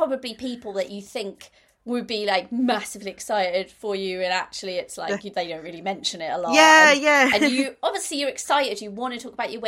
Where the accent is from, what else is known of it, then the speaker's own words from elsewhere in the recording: Norwich, East of England, United Kingdom; moved away; also born or lived in Birmingham; I come from Norwich. I've got lots of friends and family in Norwich